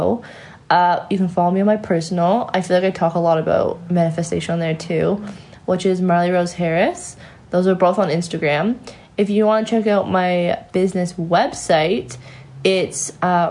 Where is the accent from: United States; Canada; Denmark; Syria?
Canada; moved away as an adult; also born or lived in London, Ontario; now in Sydney, Australia; I'm from Canada